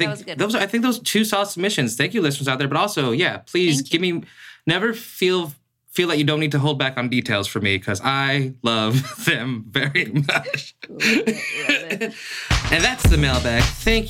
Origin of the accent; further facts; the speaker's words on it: Seattle, Washington, United States; moved away as an adult; now in Los Angeles, United States; I'm from Seattle.